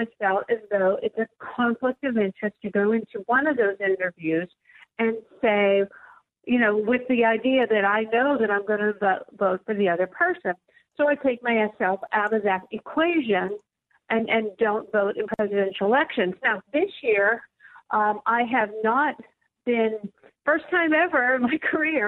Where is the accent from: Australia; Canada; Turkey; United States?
United States; Pittsburgh, Pennsylvania; here in my hometown of Pittsburgh